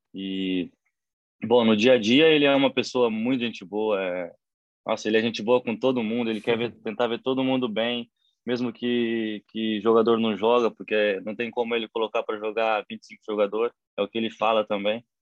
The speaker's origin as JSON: {"language": "Portuguese", "town": "Platina", "region": "São Paulo", "country": "Brazil", "tie": "born or raised there", "also_born_or_lived": "Assis, São Paulo", "moved": "yes", "said": "eu nasci na cidade de Assis, São Paulo, mas eu sempre fui de Platina."}